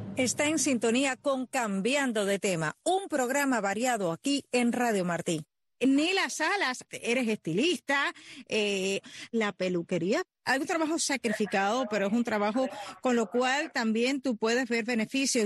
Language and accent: Spanish; Cuba; los que nacimos en lo que llamamos en Cuba el campo